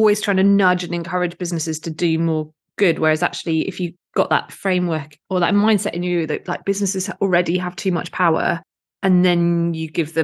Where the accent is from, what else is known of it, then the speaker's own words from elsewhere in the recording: United Kingdom; accent: British; I'm a bit British, as you can tell from my accent